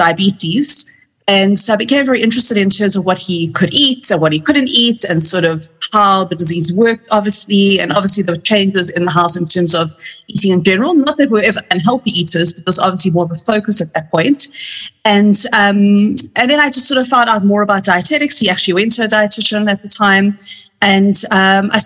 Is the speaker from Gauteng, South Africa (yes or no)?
no; Cape Town, Western Cape, South Africa; moved away as an adult; now in Johannesburg, South Africa; I'm from Cape Town originally.